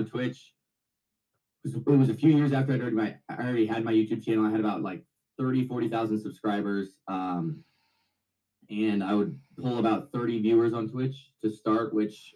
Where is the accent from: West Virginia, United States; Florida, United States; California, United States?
California, United States; Sacramento; also born or lived in Las Vegas; I'm from Sacramento